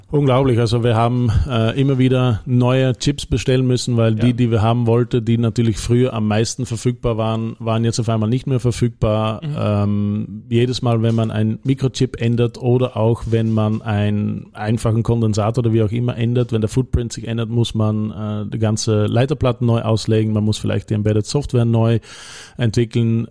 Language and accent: German; Netherlands; German is a second language; moved away as an adult; also born or lived in Belgium / Leoben, Austria; now in Austria; ich bin Niederländer